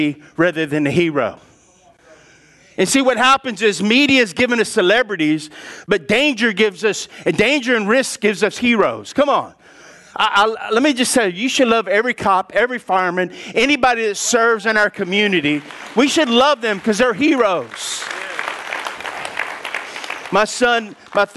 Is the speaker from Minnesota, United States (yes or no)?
no; Lafayette, Louisiana, United States; moved away; also born or lived in Lake Charles, Louisiana; I grew up in Lafayette